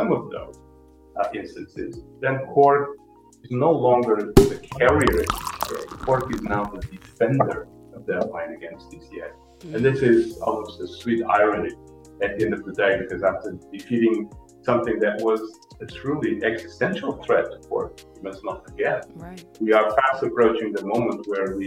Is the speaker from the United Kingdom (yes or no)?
no; Portugal; moved away as an adult; also born or lived in New York City; I am Portuguese. I'm born and bred in Portugal